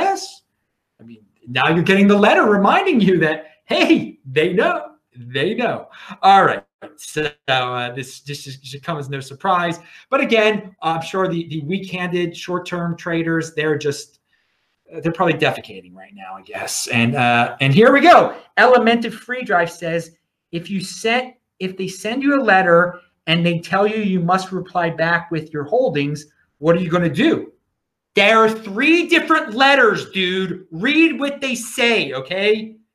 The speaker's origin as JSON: {"language": "English", "town": "Baltimore", "region": "Maryland", "country": "United States", "tie": "born or raised there", "said": "everyone knows I'm from Baltimore. I grew up in the suburbs"}